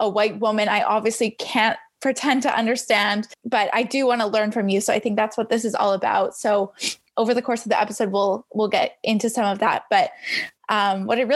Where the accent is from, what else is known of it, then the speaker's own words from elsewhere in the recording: Canada; as a Canadian